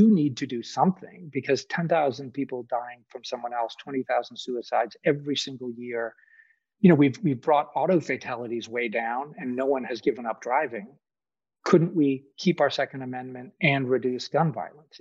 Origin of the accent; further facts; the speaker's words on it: Boston, Massachusetts, United States; now in Kentucky, United States; I grew up in Boston, where almost no one I know has a gun. I live in Kentucky